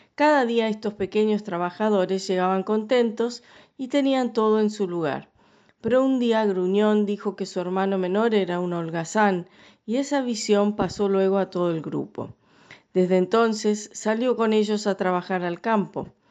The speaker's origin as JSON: {"language": "Spanish", "region": "Scotland", "country": "United Kingdom", "moved": "yes", "lives_now": "Paraná, Argentina", "said": "soy escocesa"}